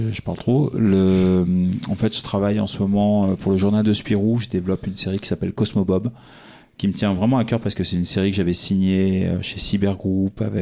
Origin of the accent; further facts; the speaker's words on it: Belgium; Nous, on est belges, hein